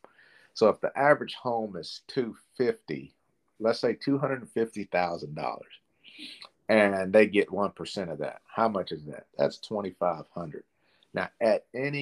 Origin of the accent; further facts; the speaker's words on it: Clarksville, Tennessee, United States; I was born and raised here in Clarksville